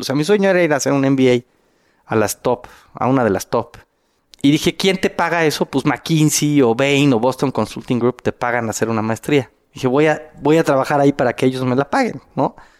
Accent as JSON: {"language": "Spanish", "country": "Mexico", "said": "yo era el único mexicano"}